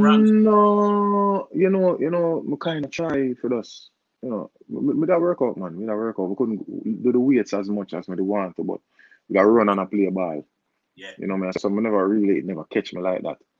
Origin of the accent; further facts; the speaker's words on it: Jamaica; I'm a Jamaican artist